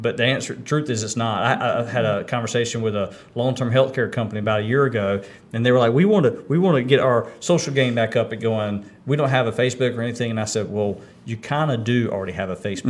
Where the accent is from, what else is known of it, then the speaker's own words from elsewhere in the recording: Kinston, North Carolina, United States; I grew up here in Kinston